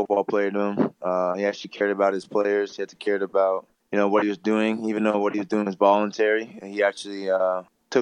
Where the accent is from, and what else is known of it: Canada